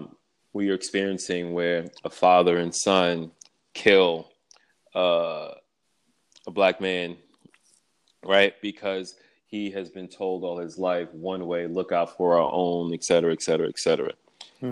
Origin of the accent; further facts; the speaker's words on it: New York City, New York, United States; I was born and raised in Brooklyn, and I am a twin